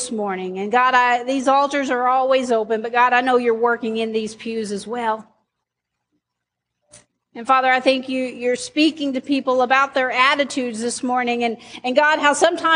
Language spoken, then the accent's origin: English; Arkansas, United States; I'm an Arkansan.